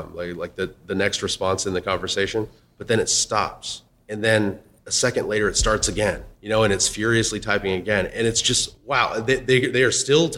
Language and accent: English; Texas, United States; I'm from Texas